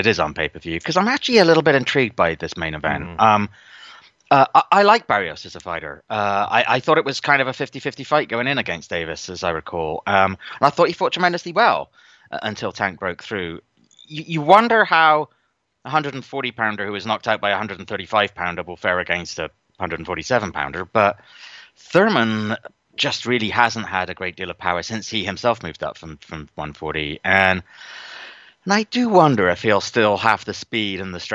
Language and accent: English; across the Bristol Channel from Cardiff, South West England, United Kingdom; just across the Bristol Channel from my hometown